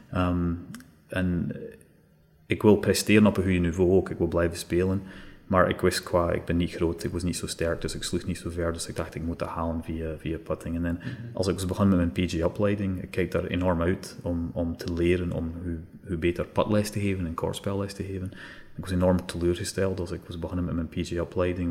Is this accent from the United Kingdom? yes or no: yes; Scotland, United Kingdom; Dutch is a second language; moved away as an adult; now in Belgium; als je wordt op, opgegroeid in Scotland